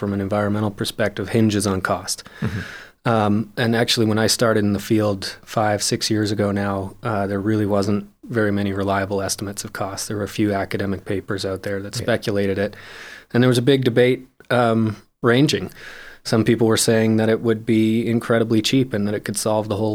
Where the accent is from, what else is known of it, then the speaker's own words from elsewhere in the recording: Calgary, Alberta, Canada; I was born and raised here in Calgary